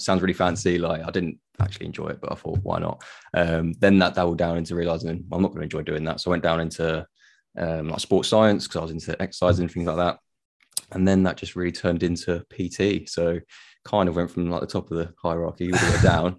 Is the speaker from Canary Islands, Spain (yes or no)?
yes; Tenerife, Canary Islands, Spain; I'm from Tenerife.